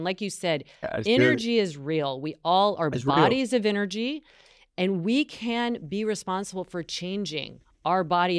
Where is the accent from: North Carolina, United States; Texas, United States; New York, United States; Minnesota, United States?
North Carolina, United States; I'm from North Carolina and the South.